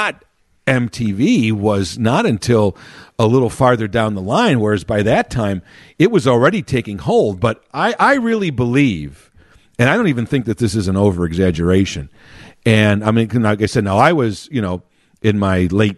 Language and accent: English; Chicago, Illinois, United States; I grew up in Chicago proper